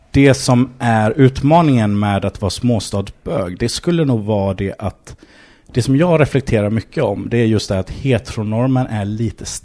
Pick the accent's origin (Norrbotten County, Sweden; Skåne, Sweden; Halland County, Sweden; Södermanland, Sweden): Halland County, Sweden; Varberg; från Varberg. Mm. Eh, ja, en liten stad på västkusten.